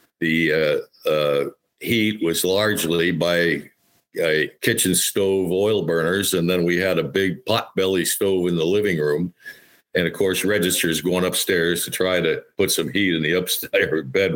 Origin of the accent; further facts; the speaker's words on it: Helderberg Hill towns, New York, United States; moved away; also born or lived in Massachusetts; the stately white farmhouse just across the bridge is the house I grew up in.